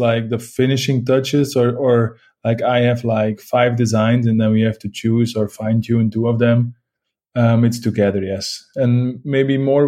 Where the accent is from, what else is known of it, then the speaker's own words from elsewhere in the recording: Leuven region, Flanders, Belgium; moved away as an adult; now in Ghent, Belgium; my parents live like 30 minutes from Leuven. So it's all, we're all from the Leuven scene